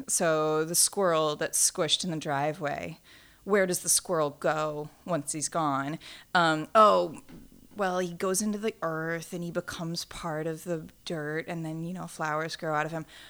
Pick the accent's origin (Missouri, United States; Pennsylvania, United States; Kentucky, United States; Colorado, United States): Missouri, United States; St. Louis; Saint Louis, Missouri